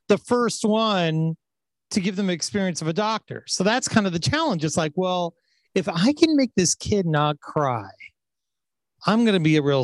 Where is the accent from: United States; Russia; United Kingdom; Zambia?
United States; Orange County, California; I grew up in Orange County